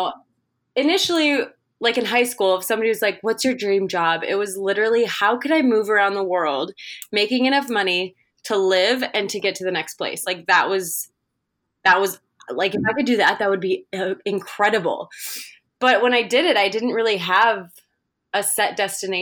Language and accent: English; Minnesota, United States; I'm from Minnesota in the States